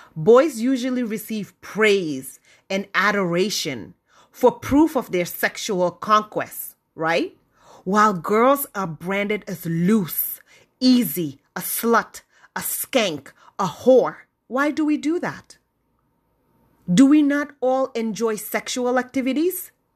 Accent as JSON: {"language": "English", "country": "Gambia", "tie": "born or raised there", "moved": "yes", "said": "growing up in the Gambia"}